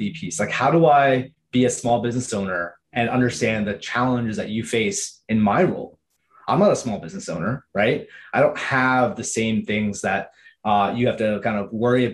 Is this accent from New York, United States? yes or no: yes; Rockland County, New York, United States; moved away as an adult; also born or lived in Philadelphia; now in California, United States; I grew up in New York. I was raised in the suburbs in a place called Rockland County.